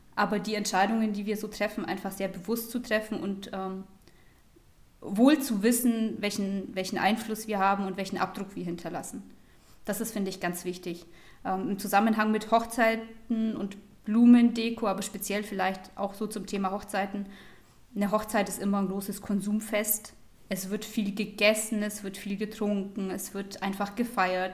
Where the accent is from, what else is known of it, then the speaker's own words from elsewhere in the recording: Germany; bei uns in Deutschland